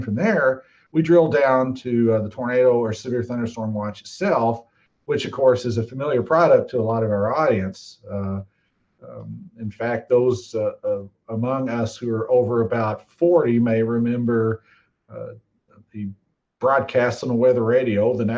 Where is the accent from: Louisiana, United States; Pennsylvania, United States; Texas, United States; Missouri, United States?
Texas, United States; also born or lived in Kansas City; now in Norman, United States; I'm a Texan